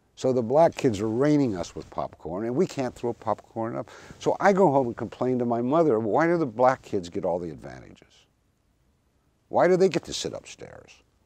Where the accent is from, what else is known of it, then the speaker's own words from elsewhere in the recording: Kentucky, United States; moved away; also born or lived in Moscow, Russia; growing up in the Jim Crow South